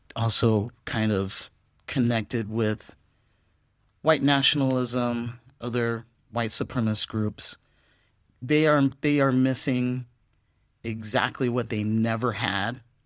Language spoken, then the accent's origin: English; California, United States; moved away as an adult; also born or lived in Texas, United States / San Francisco, United States; now in Vietnam; I am from Texas originally, but a lot of my growing up did happen on the West Coast in California